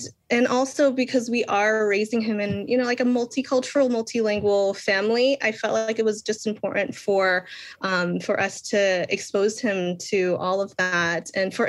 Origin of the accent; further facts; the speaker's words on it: Boston, Massachusetts, United States; now in Lowell, United States; I am born and raised in Boston, Massachusetts. So I grew up in the Boston public school systems. And currently I reside in Lowell, Massachusetts. So it's a big Cambodian community.